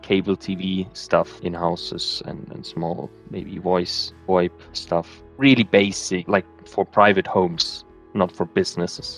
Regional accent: Bavaria, Germany; I grew up in Bavaria

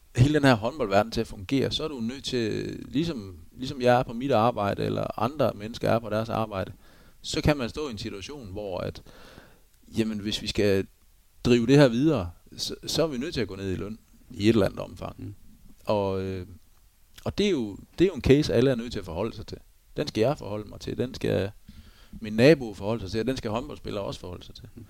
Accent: Denmark

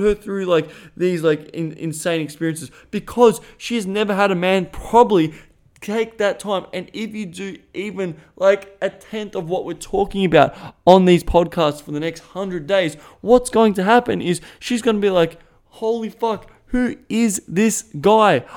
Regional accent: Australia; accent: Australian; first language English; My first language is Australian.

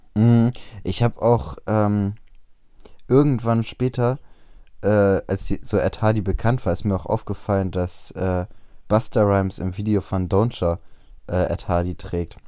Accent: Bremen, Germany; bei uns in Bremen auf dem Freimarkt

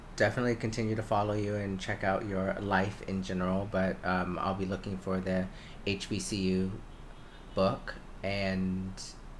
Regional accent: United States; as an American and as a Black American

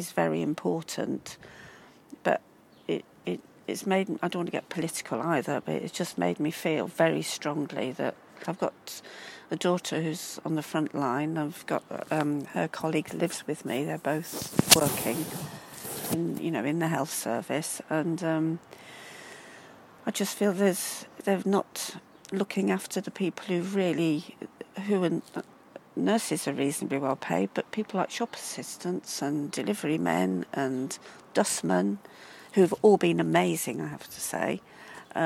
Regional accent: Midlands, United Kingdom; moved away as an adult; now in Brighton, United Kingdom; I'm from the Midlands. I'm not from, you know, the South

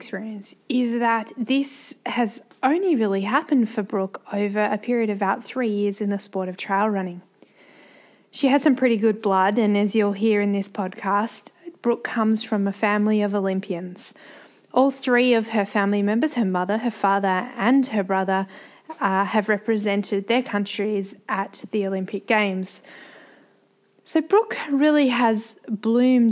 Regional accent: Australia; we come from Australia, like the land down under, the bottom of the planet

